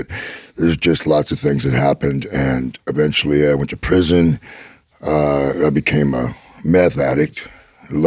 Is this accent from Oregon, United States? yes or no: yes; Gresham, Oregon, United States; I grew up in Gresham, Oregon, which is 12 miles outside of Portland